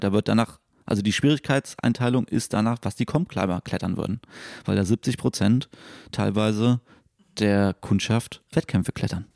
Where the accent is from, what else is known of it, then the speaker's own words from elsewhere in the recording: Germany; also born or lived in Münster; bei uns in Deutschland